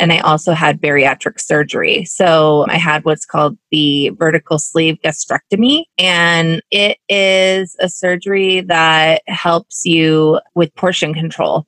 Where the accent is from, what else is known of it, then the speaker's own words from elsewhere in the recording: Carnation, Washington, United States; now in Seattle, United States; I grew up in Carnation, Washington.